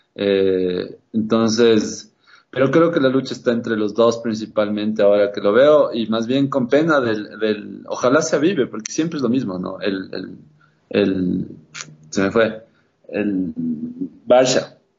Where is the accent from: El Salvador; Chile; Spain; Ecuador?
Ecuador; como ecuatorianos